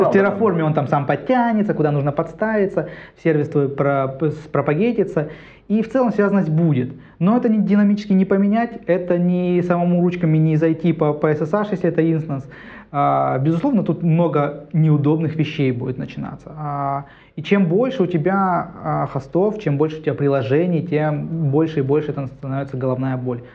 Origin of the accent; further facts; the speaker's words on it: Krasnoyarsk, Krasnoyarsk Krai, Russia; moved away as an adult; now in Saint Petersburg, Russia; Я уехал из Сибири, там, э, от жары как раз приехал сюда